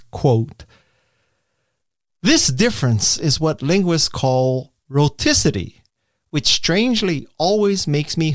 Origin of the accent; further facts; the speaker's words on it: Hawaii, United States; accent: Hawaiian Pidgin; moved away as an adult; I am from Hawaii. I was born and raised there. I left when I was about 18. And so I have the remnants of a pidgin accent